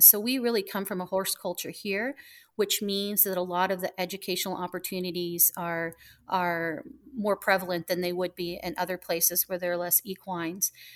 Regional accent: Southwest Missouri, United States; also born or lived in Miami; now in Ocala, United States; I was from Southwest Missouri

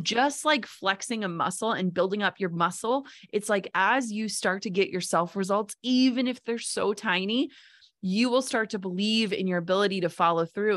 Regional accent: Minnesota, United States; I'm from Minnesota

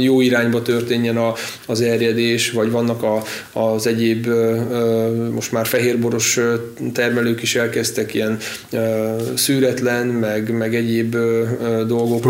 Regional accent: Badacsony, Veszprém County, Hungary; az első kis saját ültetvényük volt az én játszóterem, ott nőttem fel, és együtt cseperedtünk a, a birtokkal

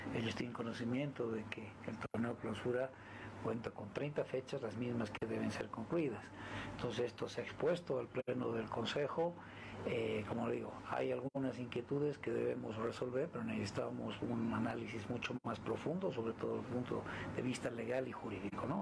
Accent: Bolivia

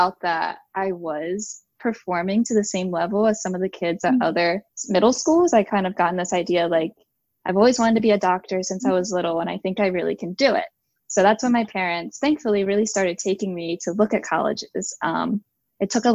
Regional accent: New Jersey, United States; I live in South Jersey, and the area I've grown up in is pretty rural for New Jersey

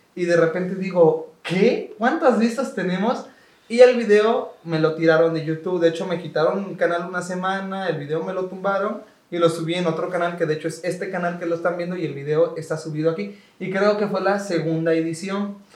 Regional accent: Córdoba, Veracruz, Mexico; de Córdoba, así de mi ciudad

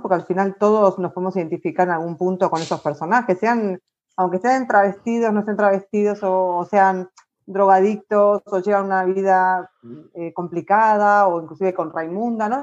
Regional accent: Argentina; moved away as an adult; also born or lived in Ireland; now in Spain; cuando salí de Argentina me fui a Irlanda

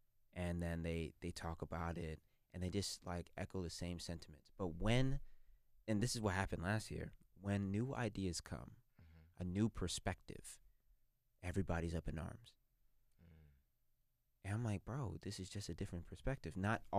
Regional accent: United States; I mean, I count myself as a American through and through. Like I would fight and die for this country.

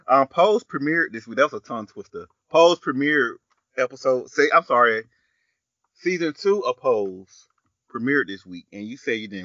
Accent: the South, United States; we're from the South

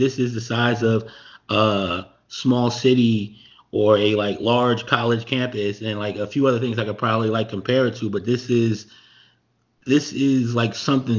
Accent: Montclair, New Jersey, United States; I'm from Montclair. Montclair is about twice the size of what Akon's doing. And it's a pretty big town.

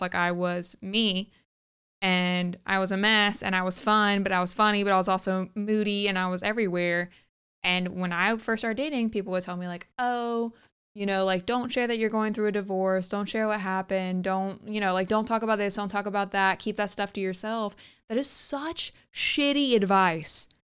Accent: the South, United States; growing up in the South

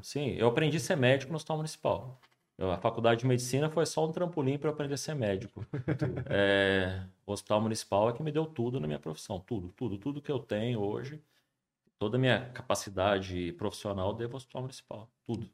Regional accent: São José dos Campos, São Paulo, Brazil; also born or lived in Juiz de Fora; eu sou de São José, nasci aqui, fui fazer faculdade de Juiz de Fora

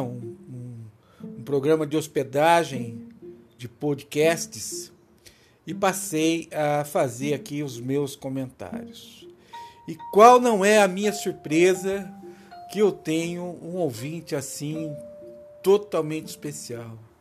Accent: Rio Claro, São Paulo, Brazil; also born or lived in Campinas, São Paulo; eu nasci em Campinas, São Paulo, né? Mas eu morei um tempo uh, em Rio Claro, lá quando era dois ou três anos

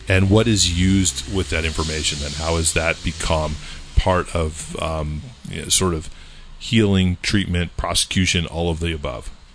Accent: California, United States; moved away; I grew up in California

